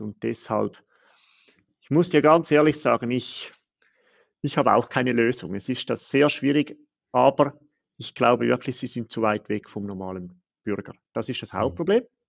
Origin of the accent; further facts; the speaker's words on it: Switzerland; Als Schweizer